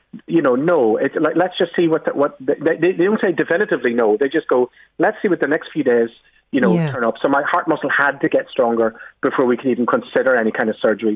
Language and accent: English; Belfast, Northern Ireland, United Kingdom; when I was a little kid growing up on the Falls Road in West Belfast, where I grew up